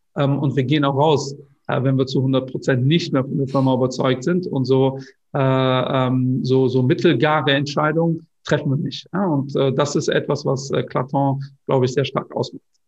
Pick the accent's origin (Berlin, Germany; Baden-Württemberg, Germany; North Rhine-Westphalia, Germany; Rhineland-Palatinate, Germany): North Rhine-Westphalia, Germany; Cologne; da ich Kölner bin